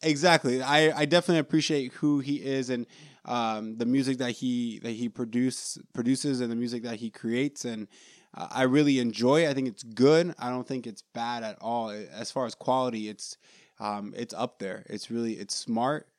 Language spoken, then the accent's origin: English; New York, United States; I was born in New York